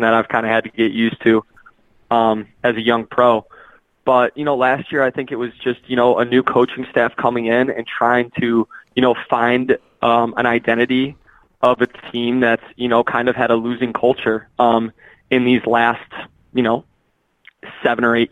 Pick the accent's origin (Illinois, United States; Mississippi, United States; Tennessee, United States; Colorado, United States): Illinois, United States; Cary; moved away; also born or lived in Madison, Wisconsin; I'm from Cary originally